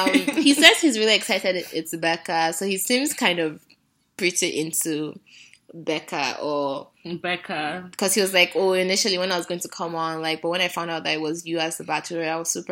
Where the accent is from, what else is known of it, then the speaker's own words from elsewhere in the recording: Nigeria; we're Nigerian.